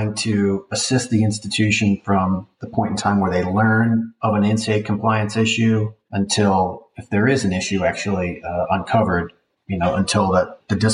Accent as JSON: {"language": "English", "town": "Kansas City", "country": "United States", "said": "I'm from the Kansas City area and went to school there"}